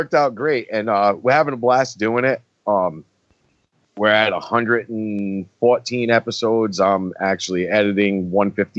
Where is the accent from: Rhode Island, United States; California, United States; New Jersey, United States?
Rhode Island, United States; I'm from Rhode Island.